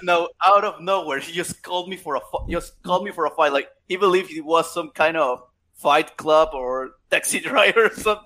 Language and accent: English; Chiapas, Mexico; English is a second language; I'm from Chiapas, Mexico